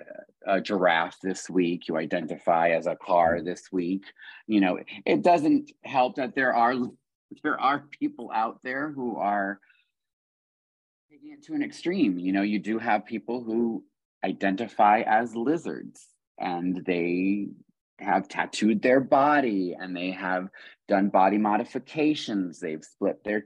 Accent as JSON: {"language": "English", "region": "East Coast", "country": "United States", "also_born_or_lived": "Florida / the South", "moved": "as an adult", "lives_now": "San Diego, United States", "said": "I'm from the East Coast and I spent a lot of time in the South"}